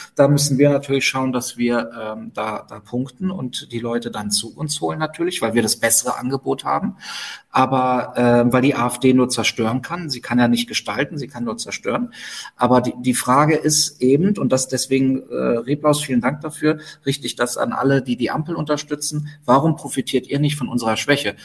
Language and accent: German; Berlin, Germany; für mich als Berliner